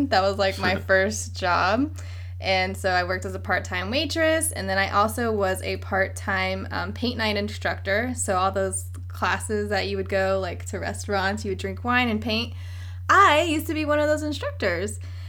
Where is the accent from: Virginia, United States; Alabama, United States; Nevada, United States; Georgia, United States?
Virginia, United States; Virginia Beach; also born or lived in Philippines; now in San Diego, United States; Virginia Beach, Virginia. 757. What up?